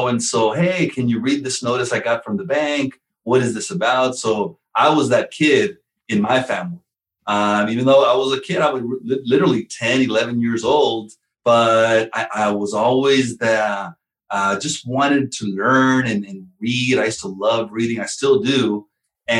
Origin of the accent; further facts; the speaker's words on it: Southern California, United States; I was born here in California, Southern California